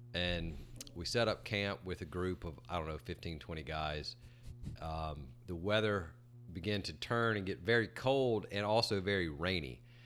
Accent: Greenwood, South Carolina, United States; I grew up in Greenwood, South Carolina, which is in the upper part of our state.

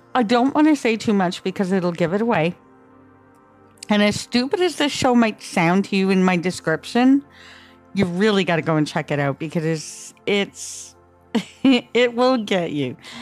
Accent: Canada; I'm from Canada

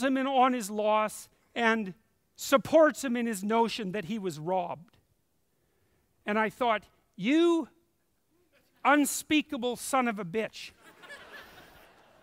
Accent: Canada; I'm Canadian

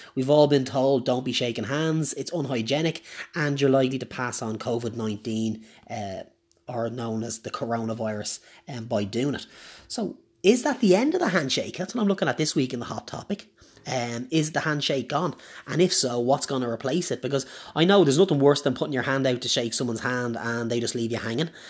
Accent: Ireland; I'm Irish.

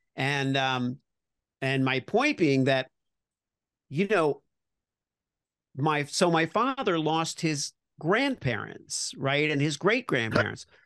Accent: Miami Beach, Florida, United States; I grew up in Miami Beach

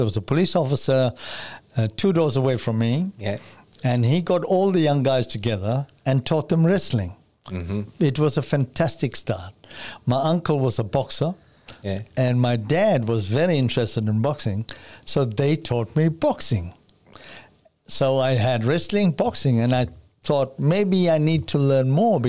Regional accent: South Africa; born or raised there

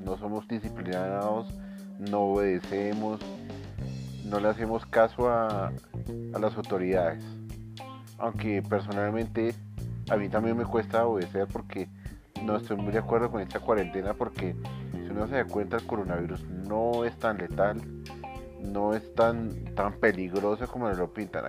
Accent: Colombia; somos latinos, somos colombianos

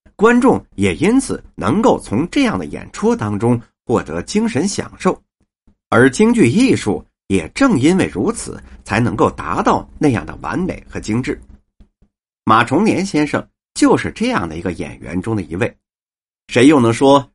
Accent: Beijing, China; 反正我们是北京人，我爷爷那会儿就在平德门那儿，开茶馆儿

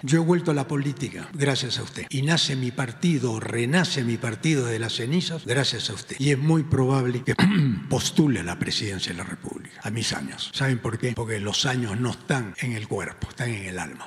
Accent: Peru; soy peruano

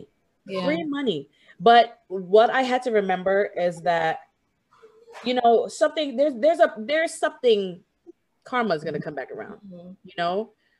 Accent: Jamaica; I'm Jamaican too

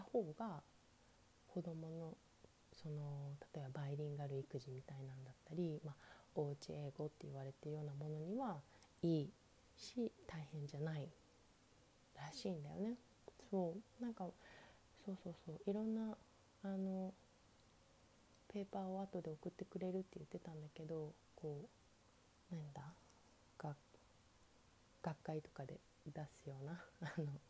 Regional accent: Japan; first language Japanese; moved away; 私は日本

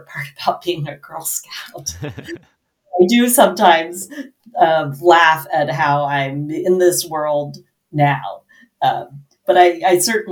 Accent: suburbs of San Francisco, Bay Area, California, United States; I grew up, in the suburbs of San Francisco, between San Francisco and San Jose, and I now live in San Francisco.

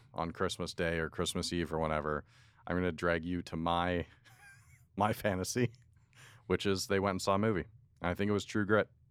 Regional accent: outside of Toronto, Ontario, Canada; growing up outside of Toronto

